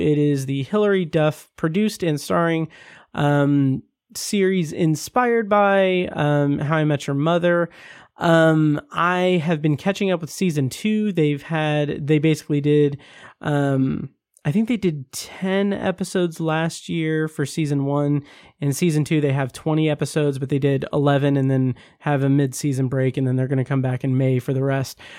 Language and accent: English; Speedway, Indiana, United States; both of us growing up in Speedway